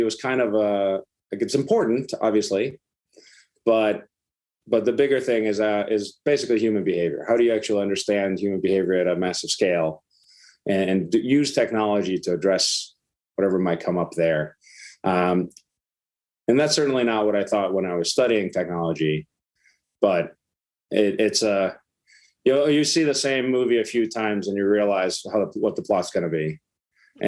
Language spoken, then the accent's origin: English; Iceland; moved away; I'm from Iceland originally